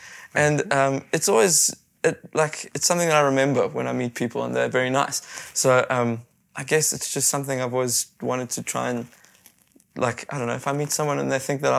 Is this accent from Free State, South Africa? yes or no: no; Cape Town, Western Cape, South Africa; And I'm from Cape Town